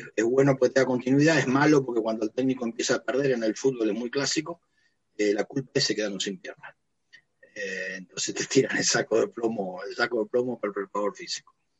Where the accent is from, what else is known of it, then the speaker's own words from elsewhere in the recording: Pergamino, Buenos Aires Province, Argentina; now in Pehuajó, Argentina; yo vivo en Pehuajó, soy de Pergamino